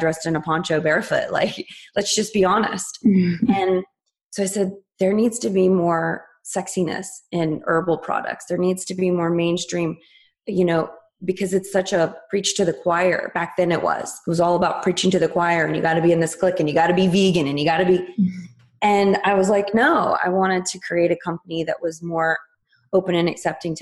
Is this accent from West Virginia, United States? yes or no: yes; West Virginia, United States; I was born and raised in West Virginia